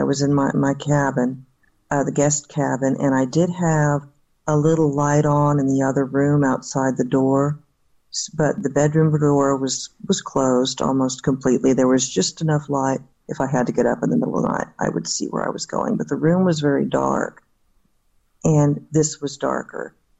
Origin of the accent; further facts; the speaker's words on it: Sanford, Florida, United States; also born or lived in Jacksonville, Florida; I was born in Jacksonville. My father was in the Navy, so I was born in Florida. I do remember, and I was very young, because we moved to Sanford, Florida, and we left there in 1968.